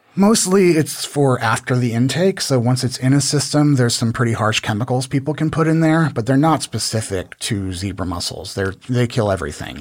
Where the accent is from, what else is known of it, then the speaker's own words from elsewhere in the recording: Dallas, Texas, United States; also born or lived in Newport, Rhode Island; now in Austin, United States; I'm originally from Newport, Rhode Island, okay. um, but kind of mostly grew up in the Dallas area